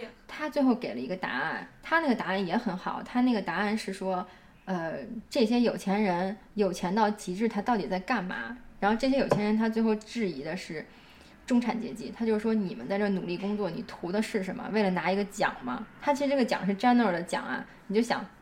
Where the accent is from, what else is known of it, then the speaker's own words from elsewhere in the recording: China; 我在国内从小长大